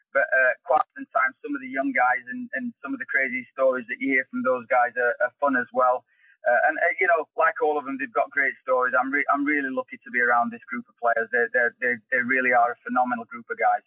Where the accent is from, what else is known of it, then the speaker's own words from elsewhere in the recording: England, United Kingdom; accent: English; moved away as an adult; also born or lived in Scottsdale, Arizona / Las Vegas / Colorado; now in Oklahoma City, United States; I certainly don't feel uh, as connected to England as some other people with my kind of accent